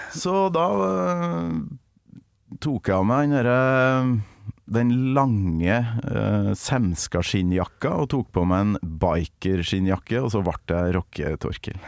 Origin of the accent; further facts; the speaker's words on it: Kolvereid, Trøndelag, Norway; moved away; Kolvereid og der jeg kommer fra. Ytre Namdal.